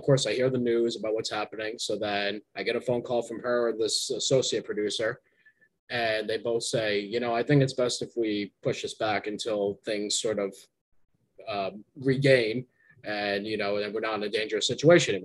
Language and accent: English; New Jersey, United States; moved away; my hometown in New Jersey